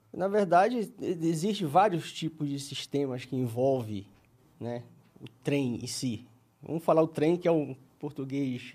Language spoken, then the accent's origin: Portuguese; Belém, Pará, Brazil; accent: paraense; moved away as an adult; now in São Paulo, Brazil; sou de Belém do Pará